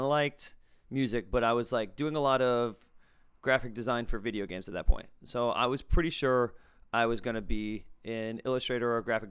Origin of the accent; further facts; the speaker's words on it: Massachusetts, United States; also born or lived in Netherlands / California; Now, I grew up here in Massachusetts, then lived in the Netherlands, then flew to California, then moved back here within like 8 or 9 years.